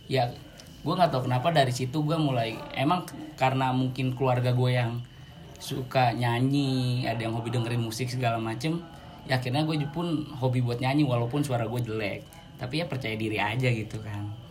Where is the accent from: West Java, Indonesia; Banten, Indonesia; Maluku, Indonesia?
West Java, Indonesia; Bojonggede; gue berasal dari Bojonggede sebenarnya orang tua gue dari Makassar cuman semenjak gue lahir orang tua gue pindah ke Bojonggede